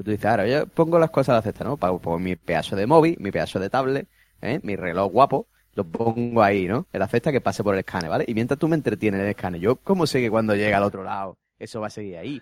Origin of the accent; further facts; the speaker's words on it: Spain; soy español